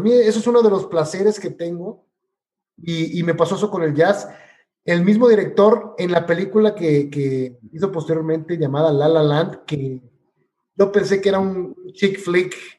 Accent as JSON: {"language": "Spanish", "country": "Mexico", "said": "como buen mexicano"}